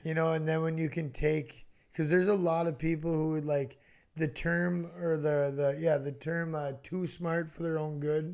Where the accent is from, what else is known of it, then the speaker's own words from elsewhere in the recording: Roseau, Minnesota, United States; I grew up in Roseau